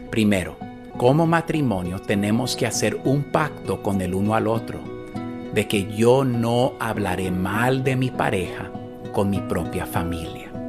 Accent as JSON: {"language": "Spanish", "country": "El Salvador", "said": "Del Salvador."}